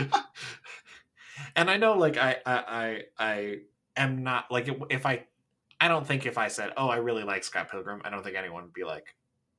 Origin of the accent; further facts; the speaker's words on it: Canada; as someone from Canada